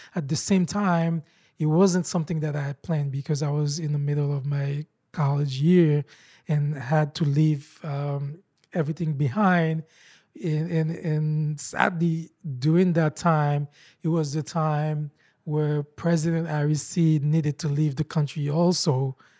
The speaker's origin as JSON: {"language": "English", "country": "Haiti", "tie": "born or raised there", "second_language": "English", "moved": "as an adult", "lives_now": "United States", "said": "I was born and raised in Haiti"}